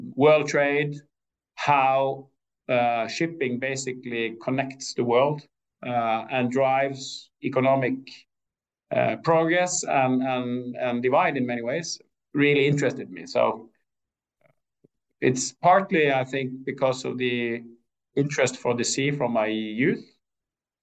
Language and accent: English; Askøy, Vestland, Norway; also born or lived in Trondheim; I grew up on Askøy outside Bergen.